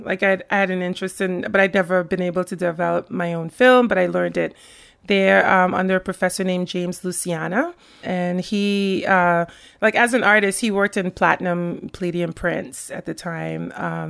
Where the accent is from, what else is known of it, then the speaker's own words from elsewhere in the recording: Rotterdam, South Holland, Netherlands; born there; So I was born in the Netherlands. I was born in Rotterdam.